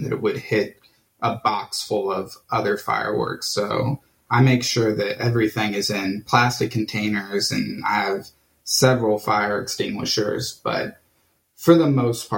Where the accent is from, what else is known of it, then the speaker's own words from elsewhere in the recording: Johnson County, Kansas, United States; now in Kansas City, United States; I grew up in Johnson County